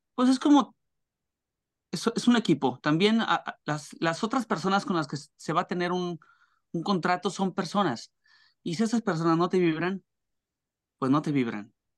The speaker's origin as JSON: {"language": "Spanish", "town": "Torreón", "region": "Coahuila", "country": "Mexico", "tie": "born or raised there", "also_born_or_lived": "Mexico City", "moved": "as an adult", "said": "en Torreón, donde yo nací"}